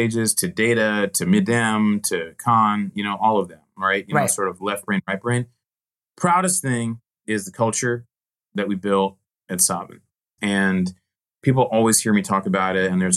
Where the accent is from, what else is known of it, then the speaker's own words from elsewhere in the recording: Nashville, Tennessee, United States; I grew up in Nashville, Tennessee